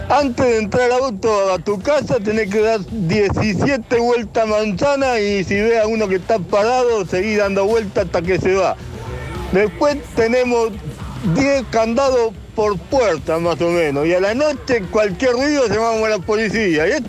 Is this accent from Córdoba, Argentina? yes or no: yes; Villa Dolores, Córdoba, Argentina; 12, 13 años todos los veranos. yo soy de Villa Dolores.